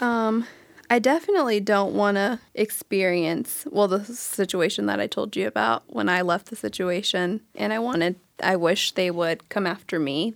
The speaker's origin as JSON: {"language": "English", "town": "Sacramento", "region": "California", "country": "United States", "lives_now": "Palm Springs, United States", "said": "I'm from Sacramento, California. I reside in Palm Springs"}